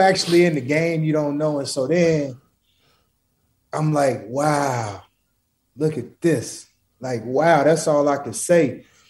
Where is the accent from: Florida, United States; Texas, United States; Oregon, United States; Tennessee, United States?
Oregon, United States; Portland; I'm not, I'm not from Cali. I'm from Portland, Oregon